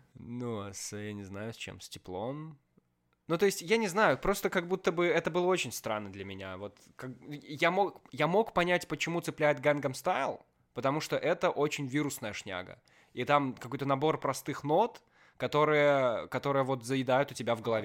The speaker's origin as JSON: {"language": "Russian", "country": "Belarus", "said": "Как белорус"}